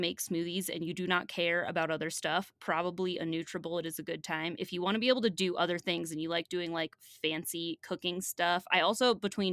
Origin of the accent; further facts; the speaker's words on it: Ohio, United States; I am from Ohio